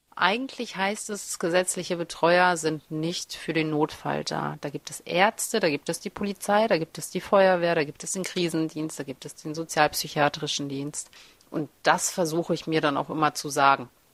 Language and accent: German; Germany; also born or lived in Kazakhstan; Ich komme ja gebürtig aus Kasachstan. Ich bin mit sieben Jahren nach Deutschland gekommen